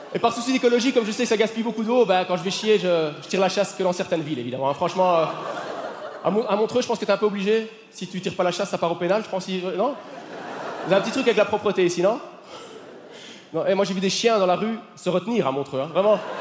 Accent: Belgium; En tant que Belge

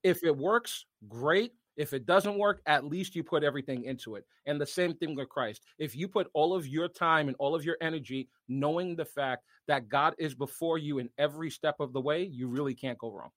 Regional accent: Washington, District of Columbia, United States; now in Connecticut, United States; from my hometown, because I'm a hometown kid, um, it would probably be Georgetown

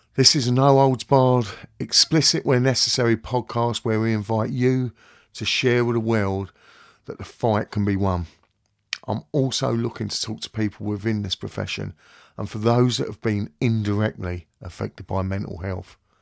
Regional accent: London, United Kingdom; now in Kent, United Kingdom; I'm originally from West London, and I'm now living in Kent with my wife and boys.

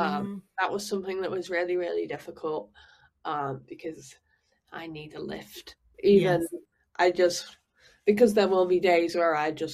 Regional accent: Manchester, North West England, United Kingdom; moved away as an adult; now in Paris, France; I feel very strongly about where I'm from, and I'm very sort of connected to, you know, being a Manc, being a Northerner

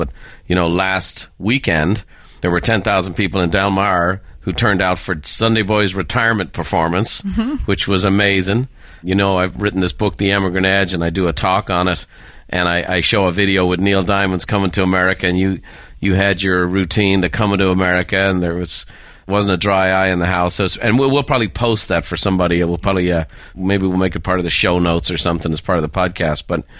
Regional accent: Ireland; And again, growing up in Ireland, you know, we would have all the European channels.

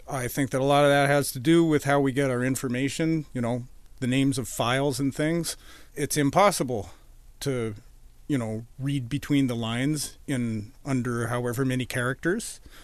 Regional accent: Edmonton, Alberta, Canada; moved away as an adult; also born or lived in Boston, Massachusetts; now in Vancouver, Canada; I grew up in Edmonton.

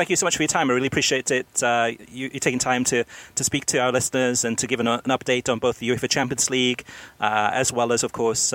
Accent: Wales, United Kingdom; also born or lived in Miami, United States; now in United States; I was first a Swansea City fan when I grew up in Wales

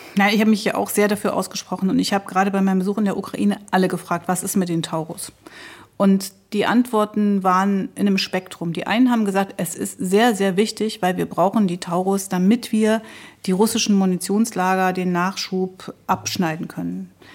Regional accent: East Germany, Germany; als Ostdeutsche und als Osteuropäer

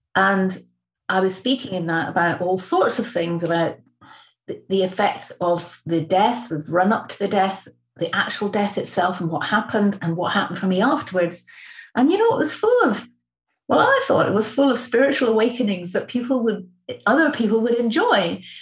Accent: the Highlands of Scotland, United Kingdom; I'm from the Highlands of Scotland.

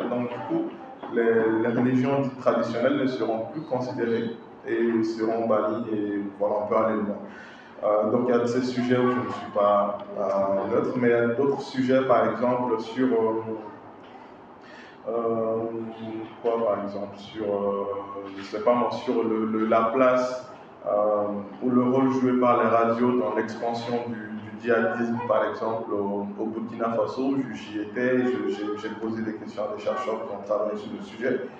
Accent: Mali; moi, je suis malien, je suis chrétien.

